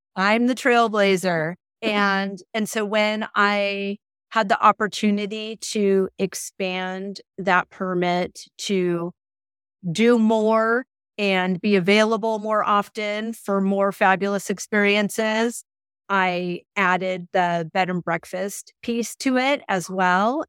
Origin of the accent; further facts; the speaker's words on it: Southern California, United States; moved away as an adult; now in Bolton, Massachusetts, United States; growing up in Southern California